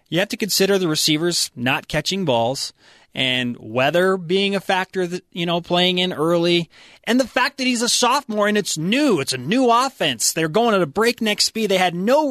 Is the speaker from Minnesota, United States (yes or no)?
no; Clinton, Utah, United States; My hometown bordered Roy